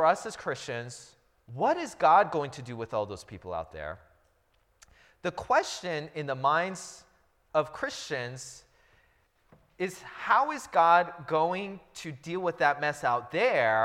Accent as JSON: {"language": "English", "town": "Seattle", "region": "Washington", "country": "United States", "also_born_or_lived": "Los Angeles area", "moved": "yes", "lives_now": "Los Angeles, United States", "said": "I'm from the Seattle area"}